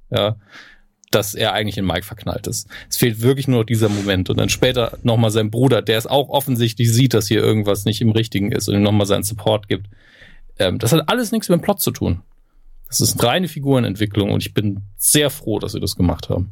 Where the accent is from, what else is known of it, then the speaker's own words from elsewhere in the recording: Germany; bei uns in Deutschland